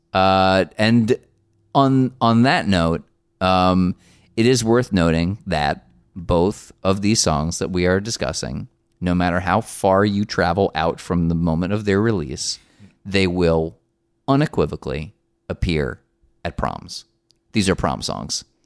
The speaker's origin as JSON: {"language": "English", "region": "New Jersey", "country": "United States", "said": "we're both from the same state. I am not from Newark"}